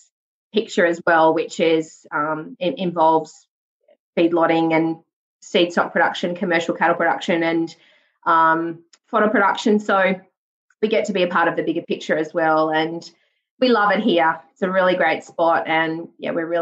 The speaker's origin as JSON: {"language": "English", "region": "South Burnett region of Queensland", "country": "Australia", "tie": "born or raised there", "also_born_or_lived": "Armidale, New South Wales / Gunnedah, New South Wales / West Wyalong, New South Wales", "moved": "as an adult", "said": "grew up in the South Burnett region of Queensland on a farm there with my parents and three siblings"}